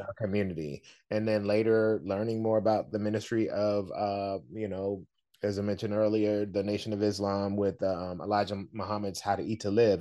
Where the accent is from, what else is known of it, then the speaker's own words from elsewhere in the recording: the South, United States; I'm from the South